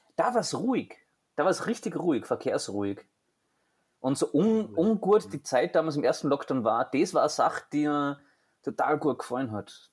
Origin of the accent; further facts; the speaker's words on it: Austria; bei uns in Österreich